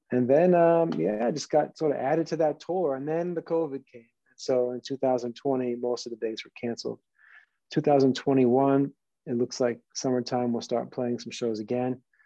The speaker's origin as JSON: {"language": "English", "region": "New Jersey", "country": "United States", "tie": "born or raised there", "also_born_or_lived": "New York", "said": "i was born in new york um, pretty much grew up in New Jersey"}